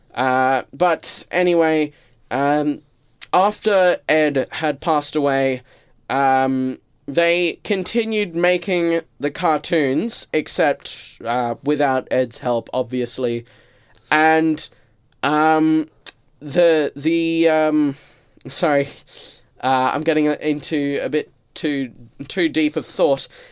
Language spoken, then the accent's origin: English; Australia; I'm an Australian who lives on a vegetable farm